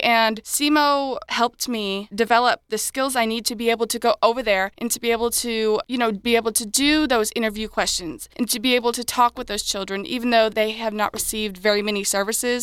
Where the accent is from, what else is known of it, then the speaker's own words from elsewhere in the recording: Karnak, Illinois, United States; I am from Karnak, Illinois.